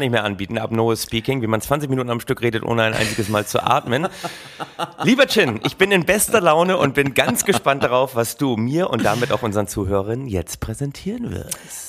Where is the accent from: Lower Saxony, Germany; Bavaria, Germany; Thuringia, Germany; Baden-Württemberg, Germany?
Lower Saxony, Germany; Oldenburg; gebürtiger Oldenburger nah an Ostfriesland